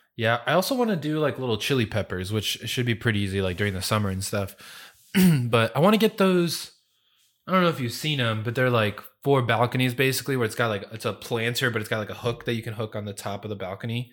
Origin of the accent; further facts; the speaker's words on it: California, United States; moved away; I grew up in California.